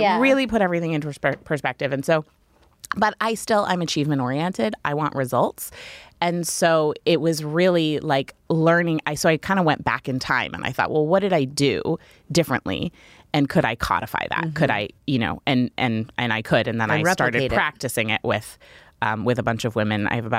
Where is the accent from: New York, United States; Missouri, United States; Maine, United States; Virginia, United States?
Maine, United States; So I always wanted to raise kids in Maine. I moved back to my hometown.